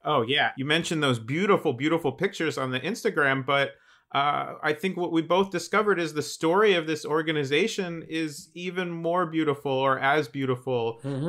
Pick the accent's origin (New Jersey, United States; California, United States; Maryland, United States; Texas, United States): New Jersey, United States; I grew up in New Jersey